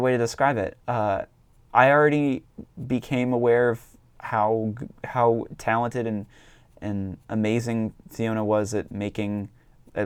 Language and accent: English; Northeast, United States; I'm from the Northeast.